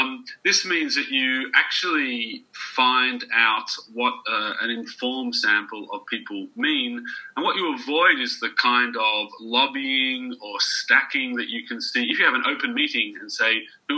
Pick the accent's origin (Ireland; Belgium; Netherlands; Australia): Australia; now in Budapest, Hungary; I'm actually Australian, but I live in Budapest in Hungary